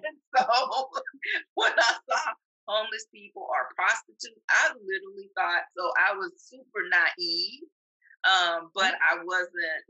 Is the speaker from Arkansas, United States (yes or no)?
yes; Arkansas, United States; moved away as an adult; also born or lived in Washington, D.C.; now in Georgia, United States; I'm originally from Arkansas.